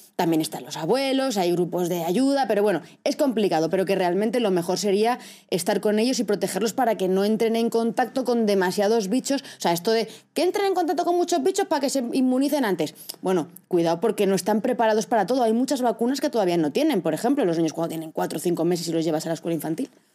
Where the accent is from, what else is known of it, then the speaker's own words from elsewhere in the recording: Castilla-La Mancha, Spain; soy de Castilla-La Mancha y allí somos productores